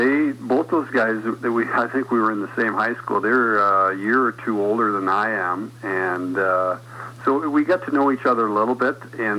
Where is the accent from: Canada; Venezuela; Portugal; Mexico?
Canada; Stratford, Ontario; growing up in Stratford